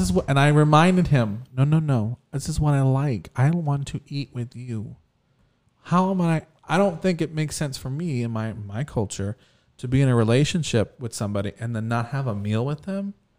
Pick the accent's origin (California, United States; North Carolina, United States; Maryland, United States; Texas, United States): Texas, United States; we're from Texas